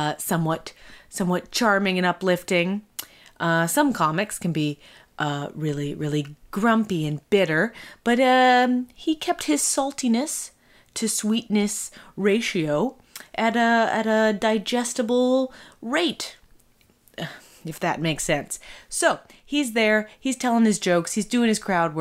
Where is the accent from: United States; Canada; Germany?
Canada